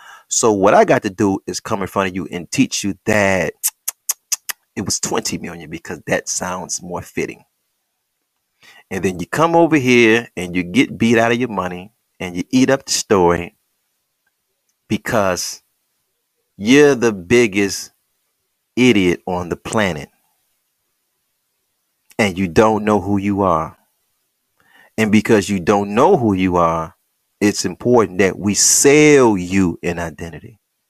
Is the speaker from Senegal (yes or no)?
yes; Senegal; Now, I got the records because I'm from Senegal and I'm a native